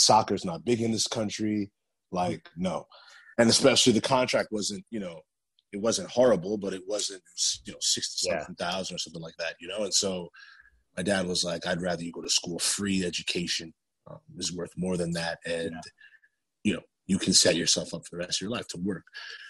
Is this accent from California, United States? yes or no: no; New Jersey, United States; born there; I was born in New Jersey and I had an incredible amount of family in New Jersey.